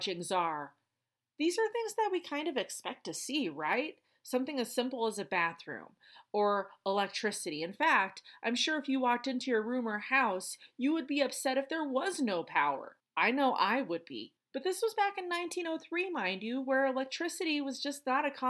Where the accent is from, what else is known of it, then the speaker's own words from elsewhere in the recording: Colorado, United States; my home state